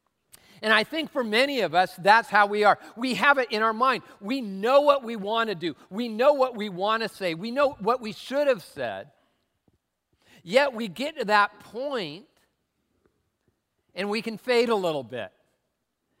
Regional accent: Tacoma, Washington, United States; I'm from Tacoma

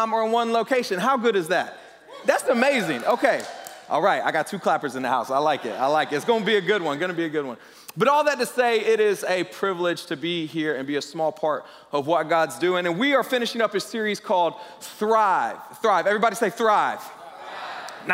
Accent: Southeast, United States; moved away as an adult; also born or lived in Lima, Peru / Miami, Florida / Western Europe / New York City; I grew up in the Southeast, so I say words like ain't and y'all and all that good stuff.

